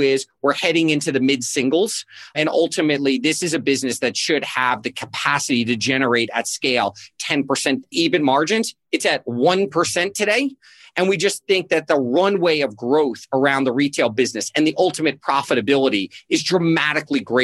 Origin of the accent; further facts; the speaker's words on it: South Florida, United States; I grew up in South Florida